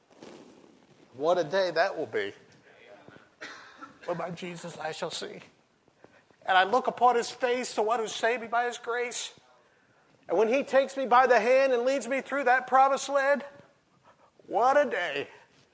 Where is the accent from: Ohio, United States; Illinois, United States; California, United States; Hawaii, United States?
Ohio, United States; I grew up in Ohio